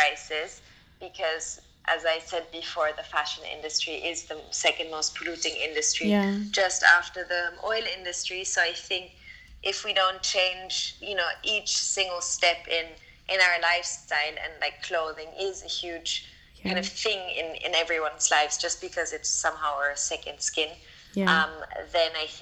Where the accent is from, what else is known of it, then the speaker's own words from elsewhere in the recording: Austria; now in London, United Kingdom; Mom is based in Austria and I'm based in London. So we're both from Austria.